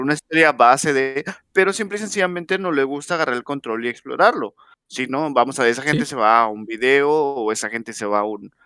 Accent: Mexico; soy mexicano

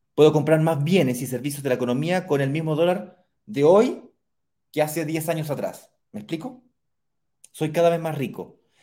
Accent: Chile; yo soy chileno

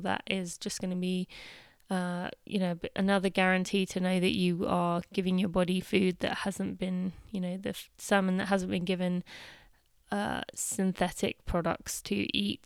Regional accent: United Kingdom; being British

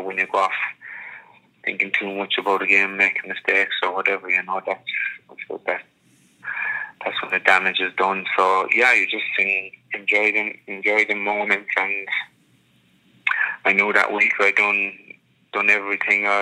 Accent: Munster, Ireland; I got to grow up around the corner from it.

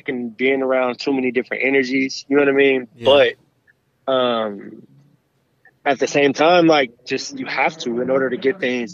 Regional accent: Berkeley, California, United States; I'm from the Bay, from Berkeley.

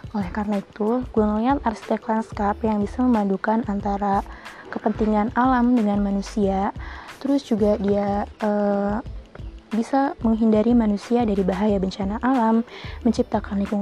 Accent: Lampung, Indonesia; Lahir di Lampung, tinggal di Lampung, tiba-tiba sekarang gue udah jadi maba.

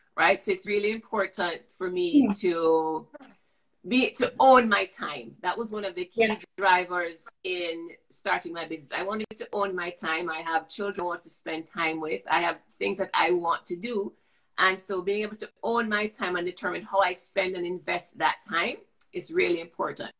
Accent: Jamaica; Growing up as a child, I grew up in Jamaica

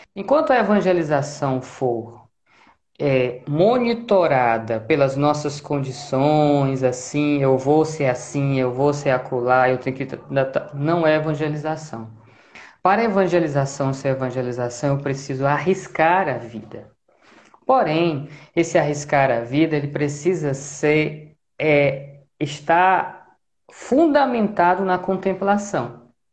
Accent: Fortaleza, Ceará, Brazil; moved away as an adult; now in Natal, Brazil; eu sou natural de Fortaleza

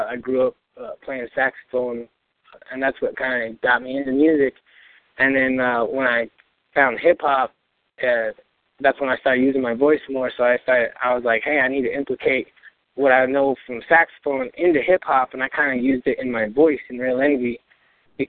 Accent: Albuquerque, New Mexico, United States; I was born in Albuquerque, New Mexico, over in the International District, or otherwise known as the War Zone.

